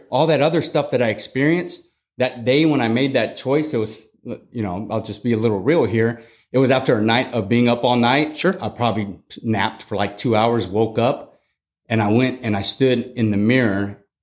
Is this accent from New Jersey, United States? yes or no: no; San Antonio, Texas, United States; also born or lived in Germany / Fort Leonard Wood, Missouri; So I grew up in Germany. I grew up in Fort Leonard Missouri, and then moved to San Antonio in 1995, where I went to eighth grade.